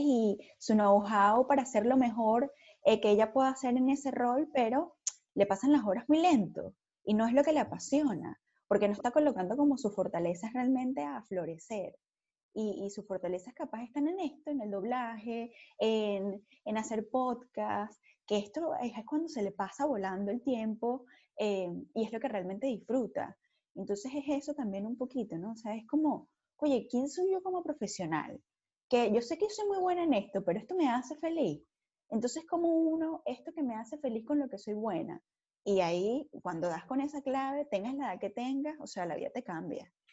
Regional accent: Margarita Island, Nueva Esparta, Venezuela; moved away as an adult; Yo soy venezolana, pero primero que venezolana, súper margariteña.

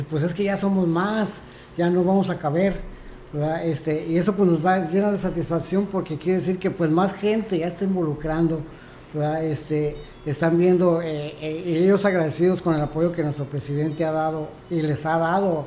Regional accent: Mexico; somos mexicanos

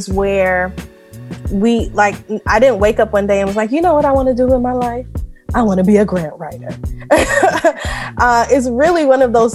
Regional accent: New York City, New York, United States; I'm originally from Far Rockaway, Queens, New York.

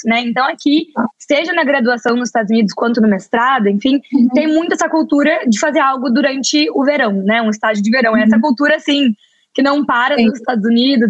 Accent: Porto Alegre, Rio Grande do Sul, Brazil; moved away; eu sou do sul do Brasil, sou de Porto Alegre

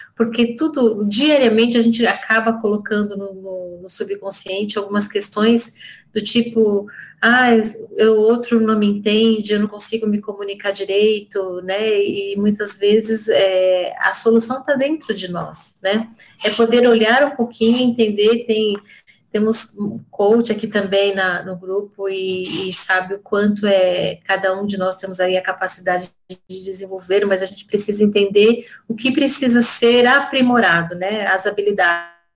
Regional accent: São Paulo, Brazil; sou de São Paulo

